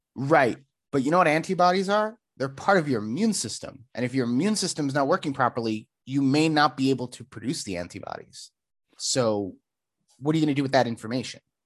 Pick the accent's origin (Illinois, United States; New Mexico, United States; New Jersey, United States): New Jersey, United States; moved away; I grew up in New Jersey